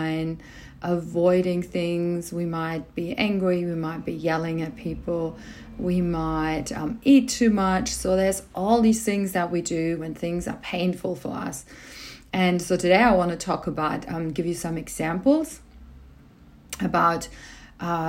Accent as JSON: {"language": "English", "country": "Germany", "tie": "born or raised there", "moved": "yes", "lives_now": "Australia", "said": "I was born in Germany. So this is where part of my family is."}